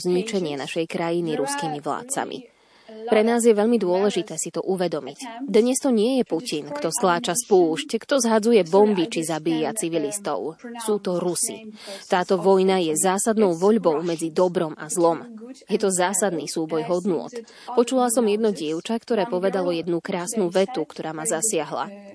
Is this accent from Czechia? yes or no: no; Ivano-Frankivsk, Ivano-Frankivsk Oblast, Ukraine; Som z Ivano-Frankovska, mesta na západe krajiny, ktoré leží iba 130 kilometrov od hranice s Poľskom.